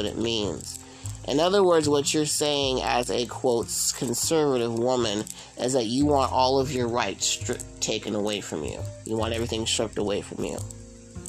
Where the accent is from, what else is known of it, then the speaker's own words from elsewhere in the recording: San Mateo, California, United States; I'm originally born and raised in the San Francisco Bay Area. I grew up in San Francisco, and I grew up in a little town just outside of San Francisco